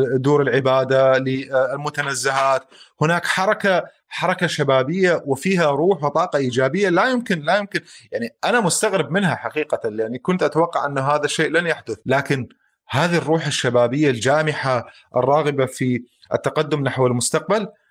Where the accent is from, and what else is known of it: Mosul, Nineveh, Iraq